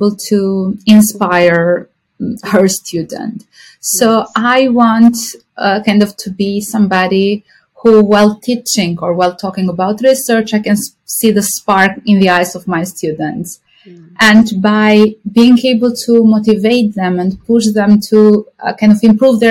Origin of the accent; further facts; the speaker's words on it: Albania; moved away as an adult; now in Hoboken, United States; I'm from Albania, a European country close to Greece